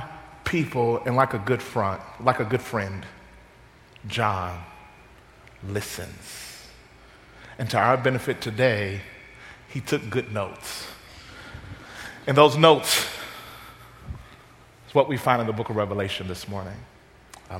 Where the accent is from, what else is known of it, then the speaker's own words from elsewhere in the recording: Mississippi, United States; I'm from Mississippi